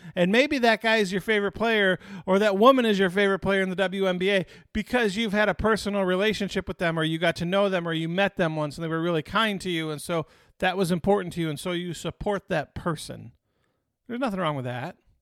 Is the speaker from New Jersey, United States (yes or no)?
no; Detroit, Michigan, United States; Growing up in Detroit